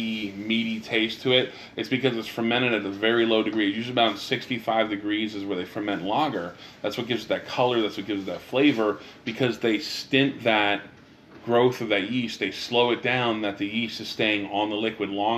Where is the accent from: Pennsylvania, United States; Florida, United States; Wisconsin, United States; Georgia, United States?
Pennsylvania, United States; moved away; I'm from Pennsylvania.